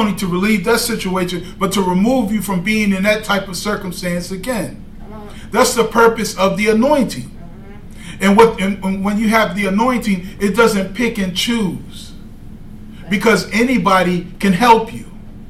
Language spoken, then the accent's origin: English; Tennessee, United States; I'm from Tennessee